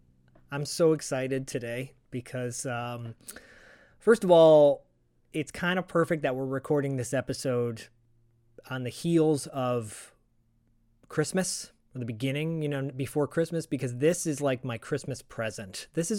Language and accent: English; Royal Oak, Michigan, United States; I'm from Michigan as well. Actually, Royal Oak, which is right outside.